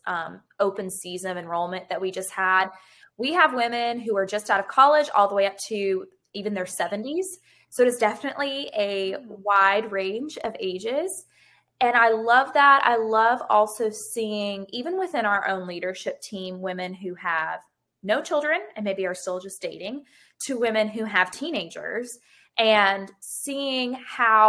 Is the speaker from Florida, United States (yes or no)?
yes; Gulf Breeze, Florida, United States; also born or lived in Pensacola; I grew up in Gulf Breeze, so not very far, right over